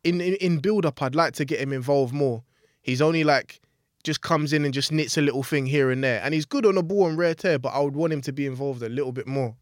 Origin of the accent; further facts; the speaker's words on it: England, United Kingdom; as English fans, Arsenal fans